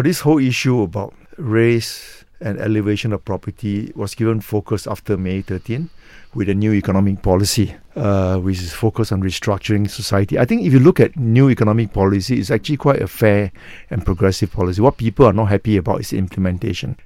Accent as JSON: {"language": "English", "country": "Malaysia", "said": "as a Malaysian race"}